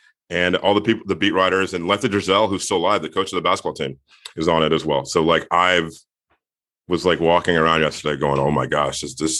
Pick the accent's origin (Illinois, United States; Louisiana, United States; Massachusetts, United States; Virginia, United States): Virginia, United States; I'm from near where Len Bias is from. He's from PG County. I'm from Virginia, from the other end of the state.